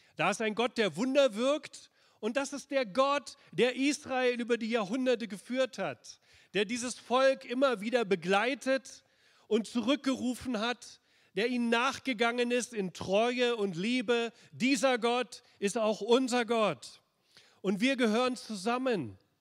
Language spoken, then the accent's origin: German; Berlin, Germany; ich bin im Schatten der Mauer aufgewachsen, in Berlin-Pankow, auf der östlichen Seite der Mauer